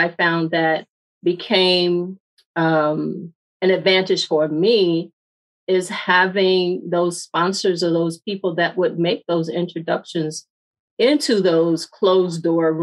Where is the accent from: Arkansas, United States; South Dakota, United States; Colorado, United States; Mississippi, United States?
Mississippi, United States; I grew up in Mississippi and I grew up on a farm.